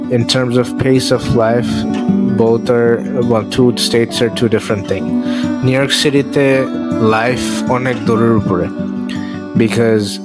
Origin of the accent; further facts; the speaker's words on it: Dhaka, Dhaka Division, Bangladesh; moved away as an adult; also born or lived in Virginia; now in New York City, United States; আমি বাংলাদেশ থেকে আসছিলাম ঢাকাতে বড় হয়েছি